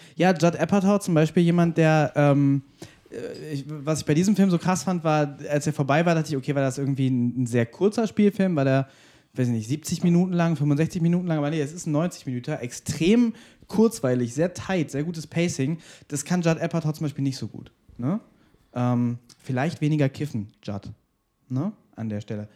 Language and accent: German; Germany; ich bin Deutscher